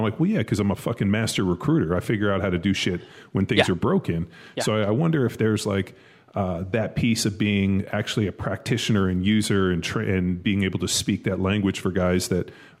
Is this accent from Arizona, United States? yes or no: no; Southern California, United States; I grew up in Southern California